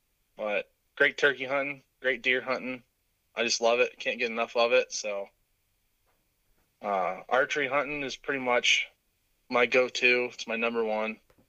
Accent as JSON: {"language": "English", "town": "Warren", "region": "Pennsylvania", "country": "United States", "said": "I'm from Warren, Pennsylvania"}